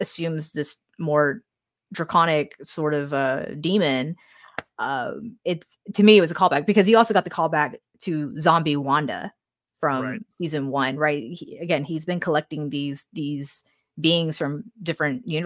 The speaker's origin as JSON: {"language": "English", "region": "the South", "country": "United States", "said": "we're from the South, so we may say it differently from people from other parts of the United States"}